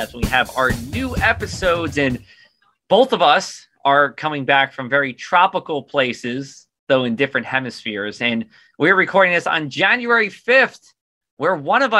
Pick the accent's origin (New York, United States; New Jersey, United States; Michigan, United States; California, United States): New Jersey, United States; Union County; moved away as an adult; I'm from Union County originally